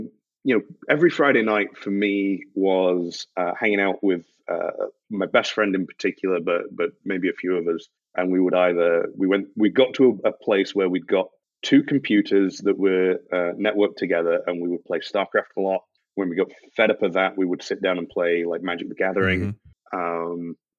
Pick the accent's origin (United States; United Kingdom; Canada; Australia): United Kingdom; Scotland; also born or lived in Yorkshire; growing up in Scotland is it's culturally very different. So like Highland country dancing was a thing that we learned in school, which was weird for me as like a guy moving up from kind of Yorkshire to this place